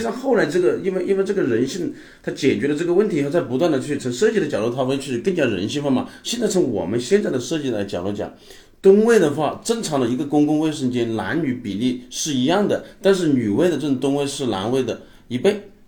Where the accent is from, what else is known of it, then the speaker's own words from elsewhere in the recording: southern China, China; 我们是南方人